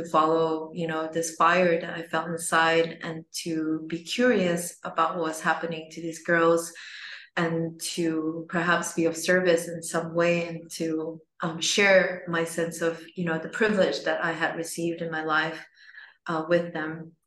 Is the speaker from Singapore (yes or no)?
yes; Singapore; I was born in Singapore